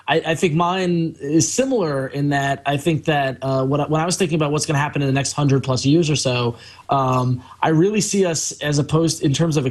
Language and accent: English; New York, United States; I grew up in New York